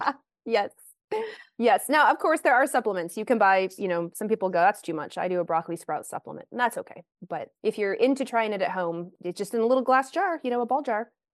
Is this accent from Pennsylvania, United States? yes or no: no; Lexington, Kentucky, United States; moved away as an adult; also born or lived in Pacific Northwest; I grew up in the South, though I grew up in Lexington, Kentucky